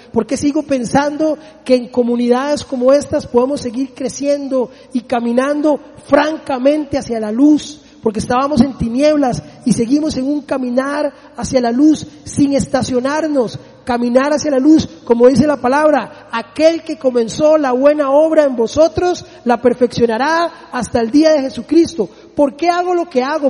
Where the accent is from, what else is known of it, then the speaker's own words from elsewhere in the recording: Costa Rica; como buen tico